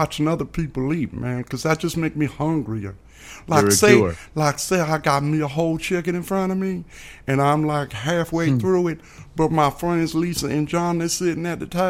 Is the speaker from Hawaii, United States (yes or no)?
no; Chicago, Illinois, United States; I grew up in the inner city of Chicago, man. And it's a godsend that I'm still here with all the gun violence I grew up around.